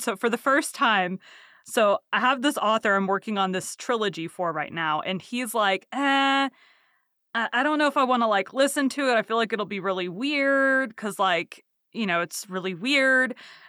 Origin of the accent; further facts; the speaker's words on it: Texas, United States; Yeah, I born and raised in Texas, don't have a Texas twang. I'll say y'all.